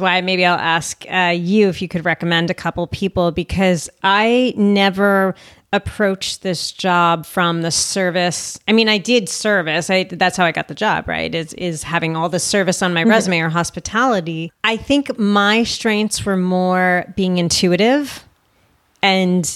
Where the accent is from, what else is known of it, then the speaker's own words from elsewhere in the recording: United States; I'm an American